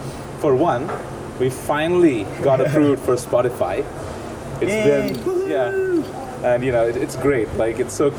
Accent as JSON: {"language": "English", "country": "India", "moved": "as an adult", "lives_now": "Singapore", "said": "I am an Indian national"}